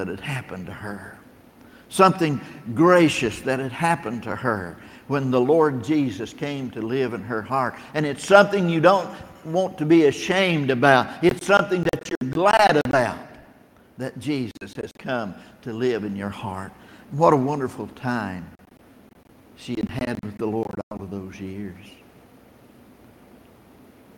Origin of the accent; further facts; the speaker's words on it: Tennessee, United States; also born or lived in Battle Creek, Michigan; I'm from Tennessee.